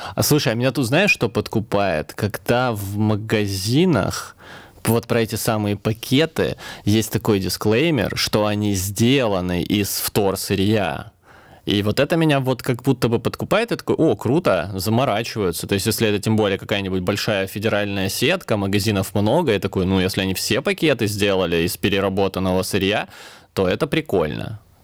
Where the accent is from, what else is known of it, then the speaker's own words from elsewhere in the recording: Krasnodar, Krasnodar Krai, Russia; now in Tula, Russia; Я тут с юга, я из Краснодара, переехал в Тулу